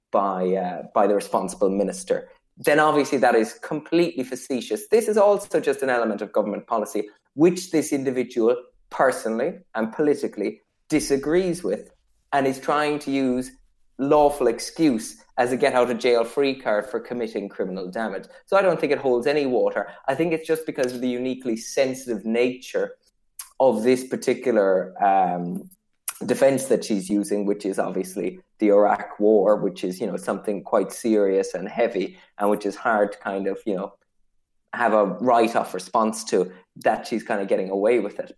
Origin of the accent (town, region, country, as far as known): Ireland